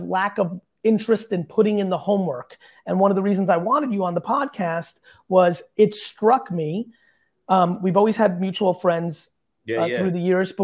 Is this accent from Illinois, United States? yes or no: no; New Jersey, United States; also born or lived in Queens, New York; I was born in 75, growing up in Queens and Jersey, predominantly in Jersey.